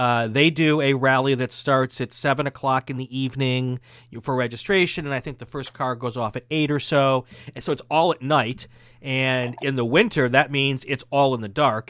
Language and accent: English; Chicago, Wisconsin area, Midwest, United States; being from the Midwest, growing up in the Midwest in, in the Chicago, Wisconsin area